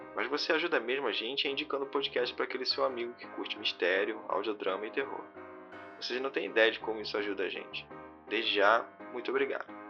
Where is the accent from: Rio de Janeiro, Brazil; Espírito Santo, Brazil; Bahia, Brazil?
Rio de Janeiro, Brazil; eu sou do Rio